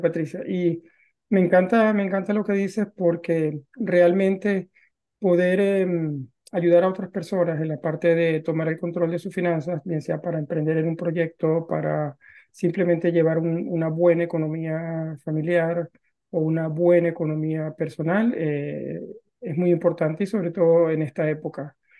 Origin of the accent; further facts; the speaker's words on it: Venezuela; moved away as an adult; now in Norway; los dos somos venezolanos, también salí de Venezuela y me vine a vivir a Noruega